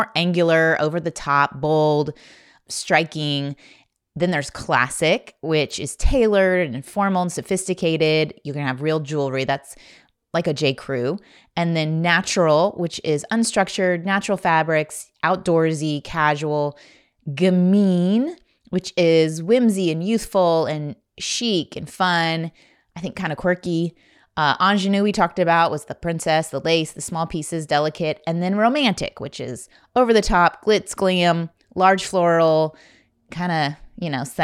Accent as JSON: {"language": "English", "region": "Indiana", "country": "United States", "tie": "born or raised there", "said": "I grew up in Indiana"}